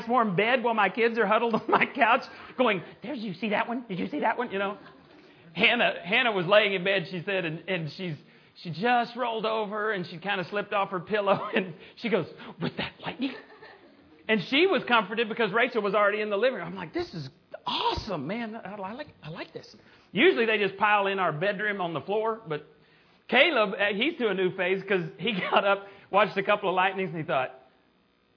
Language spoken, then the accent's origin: English; Borger, Texas, United States; my hometown of Borger, Texas.